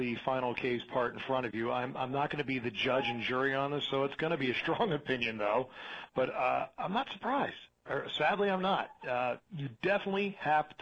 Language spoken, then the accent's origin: English; Princeton, New Jersey, United States; moved away as an adult; now in Arizona, United States; I was raised in New Jersey, liberal town of Princeton, New Jersey